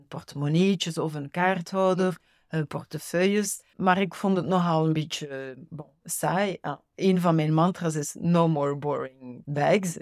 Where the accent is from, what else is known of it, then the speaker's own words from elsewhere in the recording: Ghent, Flanders, Belgium; moved away as an adult; now in Versailles, France; ik ben in Gent grootgebracht